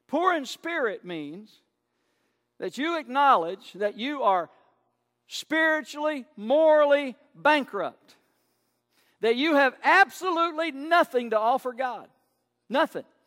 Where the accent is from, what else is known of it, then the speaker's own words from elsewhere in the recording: United States; I'm proud to be an American most days